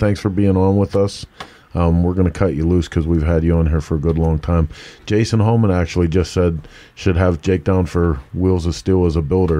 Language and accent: English; Pittsburgh, Pennsylvania, United States; accent: Pittsburgh; I do my best to try not to talk like I'm from Pittsburgh, and it slips out